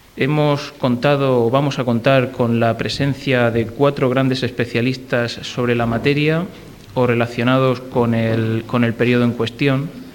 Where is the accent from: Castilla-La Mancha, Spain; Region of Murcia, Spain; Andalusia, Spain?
Region of Murcia, Spain; como murcianos debemos sentir orgullo